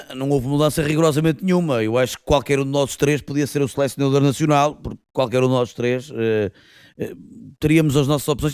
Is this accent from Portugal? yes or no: yes; Portugal; como portugueses